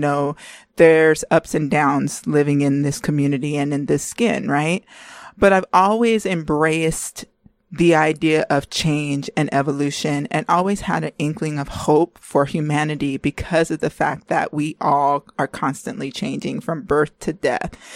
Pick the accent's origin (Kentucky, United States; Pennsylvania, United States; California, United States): California, United States; we're both from California